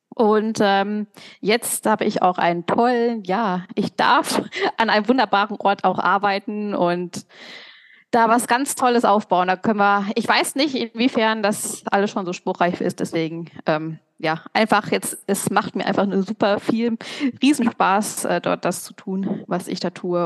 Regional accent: North Rhine-Westphalia, Germany; now in Thiersee, Austria; ich komme nicht aus Köln, ich komme aus Ostwestfalen

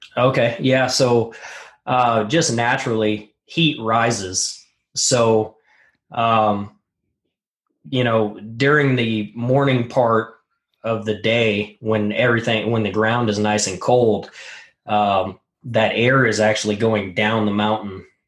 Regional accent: Montana, United States; I grew up in Montana, uh, really rural area

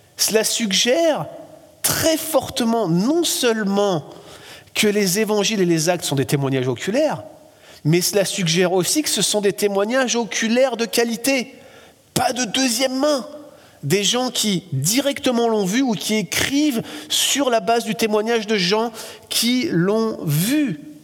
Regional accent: France; accent: French; now in Quebec, Canada; Je suis français, vous m'avez tout de suite reconnu grâce à mon accent

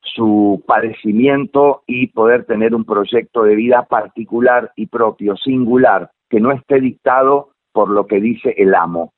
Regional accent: Corrientes, Argentina; moved away as an adult; now in Buenos Aires, Argentina; yo nací en, un lugar como alejado de la ciudad, en Corrientes, soy correntino

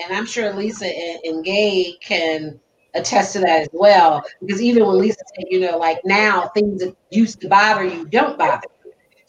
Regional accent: the North, United States; I guess, could be a stereotype, like the fact that I'm from the North.

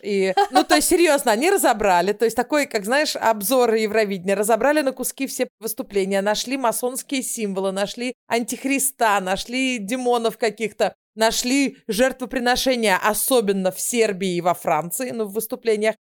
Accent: Moscow, Russia; moved away as an adult; also born or lived in Israel; now in Stockholm, Sweden; я из Москвы

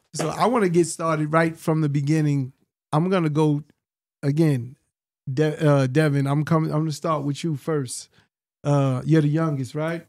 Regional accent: New York City, New York, United States; for all my adolescent years, you know, just growing up in Hollis, Queens

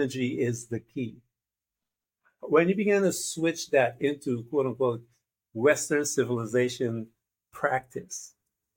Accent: Guyana; now in United States; I am from Guyana, which is a neighbor to Brazil

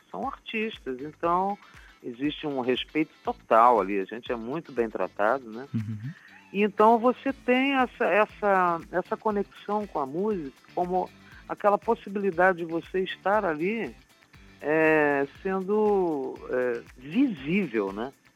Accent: Curitiba, Paraná, Brazil; now in Rio de Janeiro, Brazil; da minha terra natal

